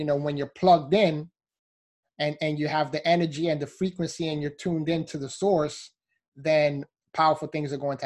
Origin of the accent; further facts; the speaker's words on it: South Florida, United States; I'm from South Florida, so I'm in the Miami, Fort Lauderdale area.